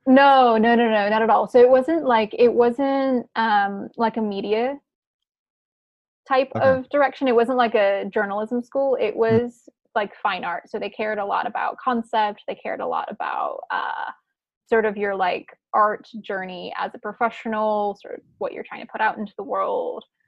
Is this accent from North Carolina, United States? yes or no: yes; Chapel Hill, North Carolina, United States; moved away as an adult; also born or lived in Prague, Czech Republic / New York / San Francisco; now in Portland, United States; I grew up in Chapel Hill